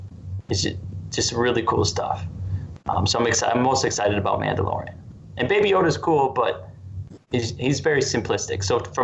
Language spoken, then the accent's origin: English; Wisconsin, United States; moved away; I grew up in Wisconsin